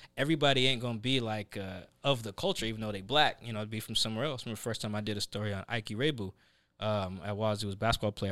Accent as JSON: {"language": "English", "town": "Seattle", "region": "Washington", "country": "United States", "tie": "born or raised there", "also_born_or_lived": "Pullman, Washington", "said": "I grew up in Sa-, like, in South Seattle"}